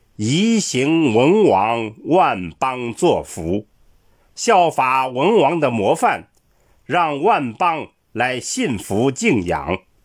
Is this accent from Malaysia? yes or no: no; China; 我们中国人